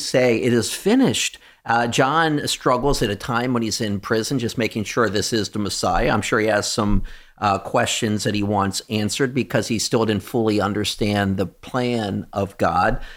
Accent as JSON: {"language": "English", "country": "United States", "said": "we come from America"}